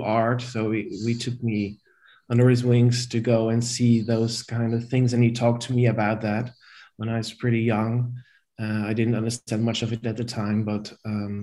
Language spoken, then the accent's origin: English; near Rotterdam, South Holland, Netherlands; moved away as an adult; now in Amsterdam, Netherlands; I was born in Rotterdam. In the Netherlands. And I grew up in a small town near Rotterdam, I think 10 minutes from Rotterdam.